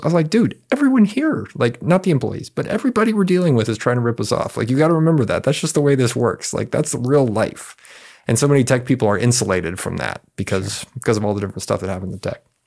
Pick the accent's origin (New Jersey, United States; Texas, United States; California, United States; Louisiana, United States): Texas, United States; San Antonio; I grew up here in San Antonio, uh, in a internal suburb called Almos Park